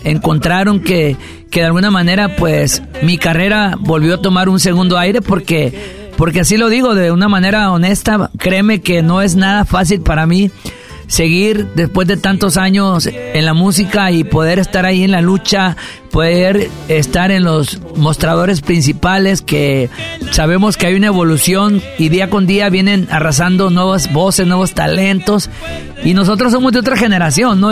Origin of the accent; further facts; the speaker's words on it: Mexico; Como mexicano, como México.